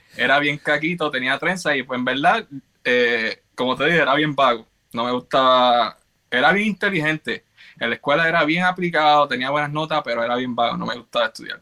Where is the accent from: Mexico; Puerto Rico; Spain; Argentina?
Puerto Rico; Carolina; moved away as an adult; also born or lived in New York / Georgia; now in Baltimore, United States; nací y me crié en Carolina, Puerto Rico.